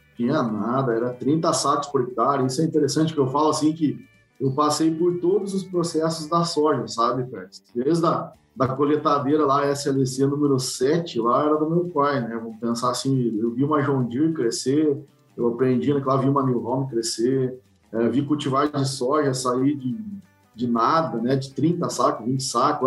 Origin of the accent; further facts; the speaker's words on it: Santo Augusto, Rio Grande do Sul, Brazil; moved away as an adult; also born or lived in Santa Maria; now in Bahia, Brazil; eu sou natural do Rio Grande do Sul, de Santo Augusto, região noroeste do Rio Grande do Sul